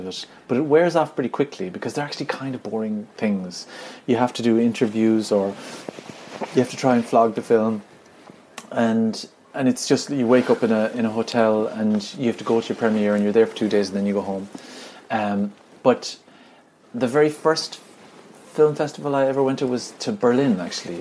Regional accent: Ireland; I'm from Ireland

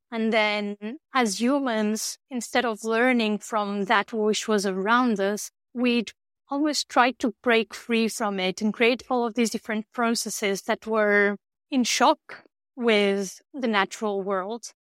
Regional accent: north of Porto, Norte, Portugal; moved away; I grew up in the north of Portugal

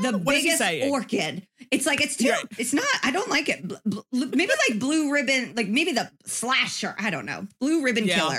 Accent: Indiana, United States; I'm from Indiana.

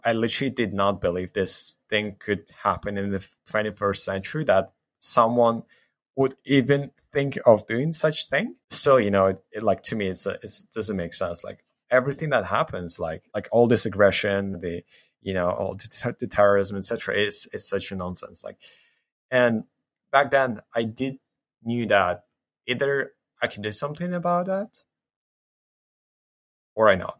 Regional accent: Ukraine; I grew up in Ukraine, spent most of my life here

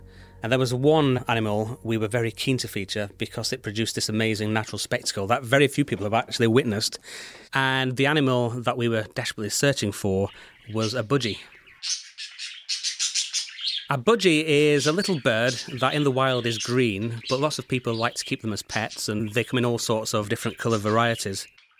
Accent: United Kingdom; Being a Brit, when I'm over there, it feels like I am in another world.

